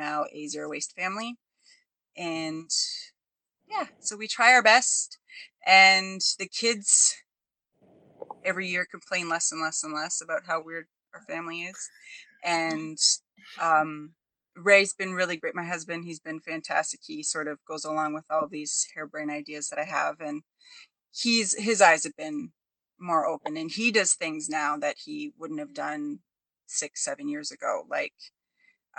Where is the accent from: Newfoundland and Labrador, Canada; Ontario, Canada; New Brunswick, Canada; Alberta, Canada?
Ontario, Canada; I'm the foreigner. I'm from Ontario, Canada